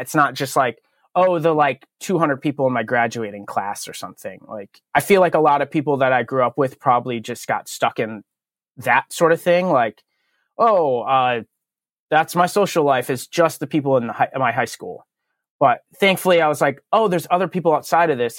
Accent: Berlin, Connecticut, United States; I grew up in Connecticut, which I still live in Connecticut, but I grew up in a town called um, Berlin, which is the exact center of the state

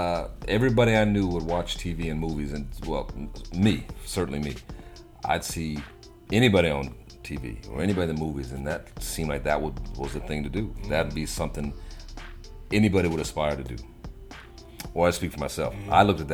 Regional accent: Virginia, United States; also born or lived in Germany; East Coast mainly, I'd say Virginia. I spent most of my life growing up in Virginia. But my dad was Army.

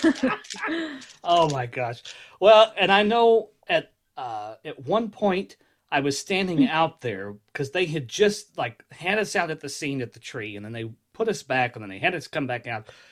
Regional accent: Kentucky, United States; I'm from Kentucky

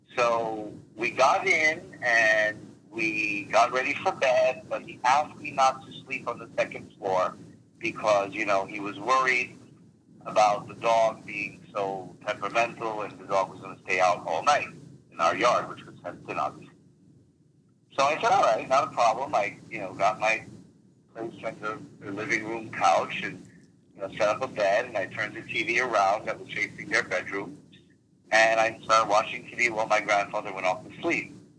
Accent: New Jersey, United States; English is a second language; moved away as an adult; also born or lived in Lake George, New York / Eastern Europe; now in Connecticut, United States; we lived primarily in New Jersey

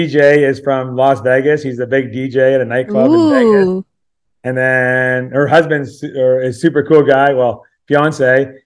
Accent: Ontario, Canada; now in Canmore, Canada; I grew up in Ontario

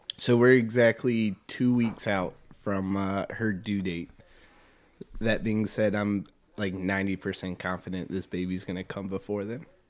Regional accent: Richmond, Virginia, United States; also born or lived in Farmville, Virginia; was born and raised in Richmond, Virginia. Never I've never lived outside of Richmond my entire life

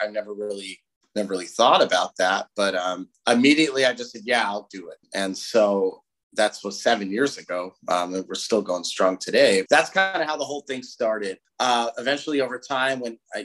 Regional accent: Southern California, United States; We're from Southern California

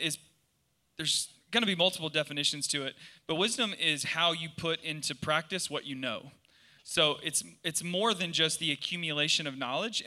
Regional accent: South Georgia, United States; I'm from South Georgia

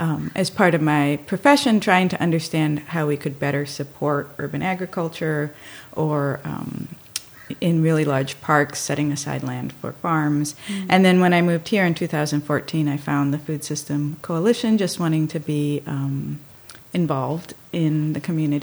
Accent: Miami, Florida, United States; also born or lived in Dominican Republic; So I grew up in Miami, Florida, and then in the Dominican Republic.

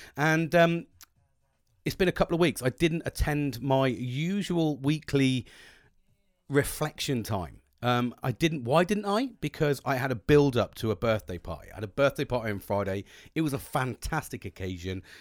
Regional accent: United Kingdom; British, cup of teas all the time

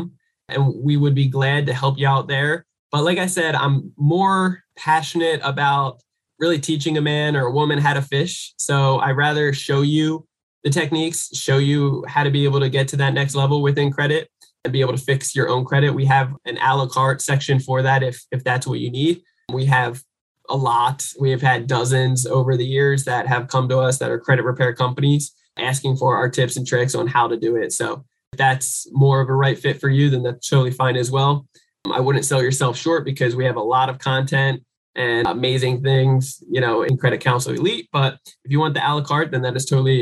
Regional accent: United States; coming from the American poor

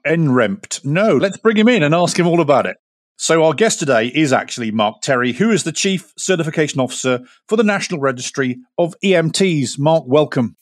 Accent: United Kingdom; now in United States; I'm a Brit talking to you, uh, in America.

